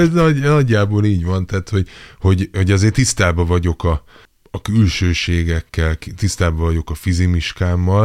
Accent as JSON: {"language": "Hungarian", "region": "Budapest", "country": "Hungary", "tie": "born or raised there", "said": "ahol én is felnőttem"}